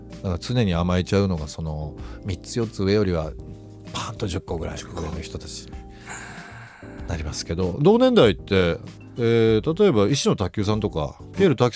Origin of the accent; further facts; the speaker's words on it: Shinjuku, Tokyo, Japan; もう子供の頃から夜遊びしてたんで、新宿生まれ新宿育ちそうやっぱりもう家開け